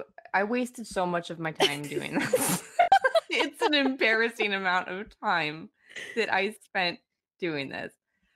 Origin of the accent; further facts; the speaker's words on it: Midwest, United States; I don't mind the cold weather. I'm from the Midwest.